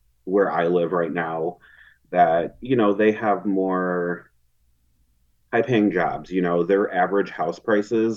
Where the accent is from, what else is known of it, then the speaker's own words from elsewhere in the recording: Chicago, Illinois, United States; moved away; I'm from the Chicago area originally